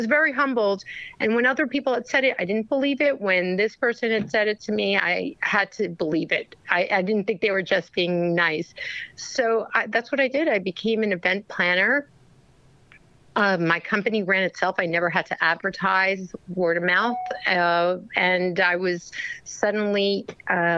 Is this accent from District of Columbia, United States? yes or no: no; New York City, New York, United States; I was born in Brooklyn, New York, by immigrant parents